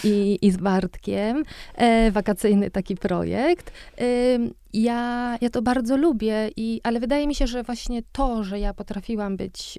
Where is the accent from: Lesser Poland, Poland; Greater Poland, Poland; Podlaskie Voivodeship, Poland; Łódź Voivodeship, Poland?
Łódź Voivodeship, Poland; Łódź; ja dorastałam e, w Łodzi na, blok, na czwartym piętrze w zwyczajnym, w zwyczajnym bloku na, na Widzewie